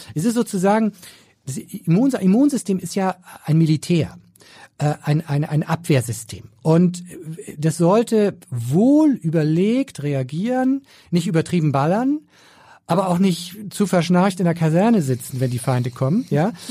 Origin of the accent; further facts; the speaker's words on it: Schleswig-Holstein, Germany; Ich bin Schleswig-Holsteiner und da habe ich schon meine Prägung mitgekriegt